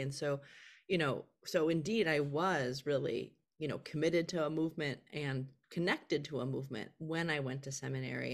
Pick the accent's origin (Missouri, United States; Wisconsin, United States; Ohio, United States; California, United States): Wisconsin, United States; Milwaukee; moved away as an adult; also born or lived in Philadelphia, Pennsylvania; when I moved away from Milwaukee, Wisconsin, where I was raised, to, um, Philadelphia, Pennsylvania for college